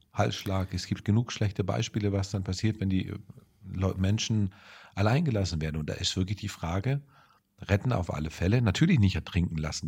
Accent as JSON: {"language": "German", "country": "Germany", "said": "bei uns in Deutschland"}